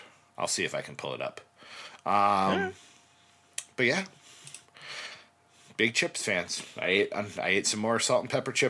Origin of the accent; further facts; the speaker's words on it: Louisiana, United States; I am from Louisiana.